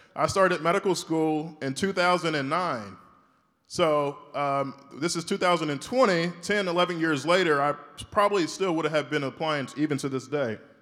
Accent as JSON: {"language": "English", "town": "Shreveport", "region": "Louisiana", "country": "United States", "tie": "born or raised there", "said": "I'm from Shreveport, Louisiana. I went to school there, high school, middle school"}